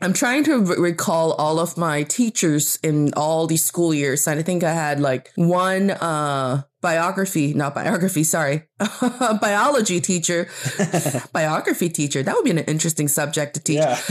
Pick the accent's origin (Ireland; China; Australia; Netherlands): China; also born or lived in Beijing, China; I am from China, and I'm talking to you from Beijing, China